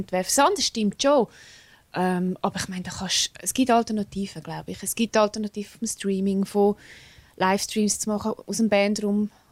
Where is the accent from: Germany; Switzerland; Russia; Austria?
Switzerland; accent: Swiss German; first language Swiss German; Ich kann Englisch ist auch meine Zweitsprache, aber ich denke in Schweizerdeutsch. Genau. Ich rede in Schweizerdeutsch